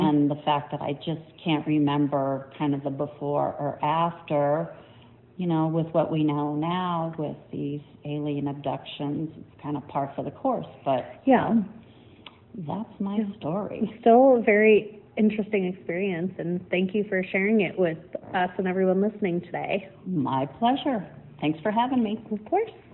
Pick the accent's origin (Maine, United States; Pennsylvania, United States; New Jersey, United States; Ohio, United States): Maine, United States; I grew up in Maine um, in a very old farmhouse built in 1795